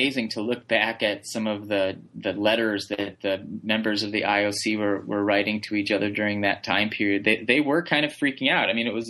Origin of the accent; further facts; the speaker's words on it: Wisconsin, United States; I'm from Wisconsin, so I sort of obligatorily have to say hockey or speed skating because those are big sports in my state.